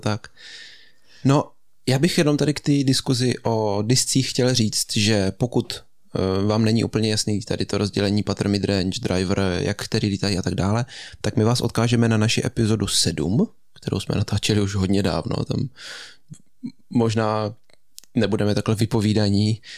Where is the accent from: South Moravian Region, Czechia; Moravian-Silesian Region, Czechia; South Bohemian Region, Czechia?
South Bohemian Region, Czechia; Český Krumlov; u nás v Krumlově to tak funguje